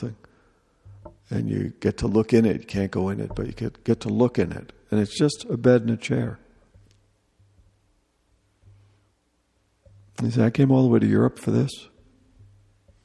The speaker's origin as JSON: {"language": "English", "town": "New York City", "region": "New York", "country": "United States", "moved": "yes", "said": "I was a jerk from New York"}